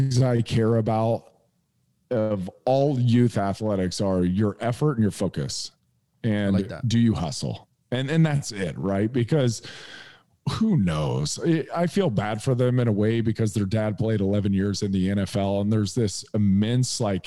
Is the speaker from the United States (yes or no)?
yes; Indiana, United States; also born or lived in San Diego, California; I'm moving back home. I'm from Indiana.